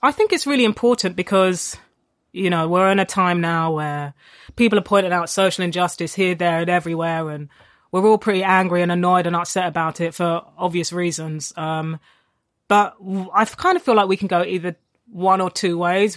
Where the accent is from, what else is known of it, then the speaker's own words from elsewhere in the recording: London, United Kingdom; I grew up in Tottenham I went to school in Haringey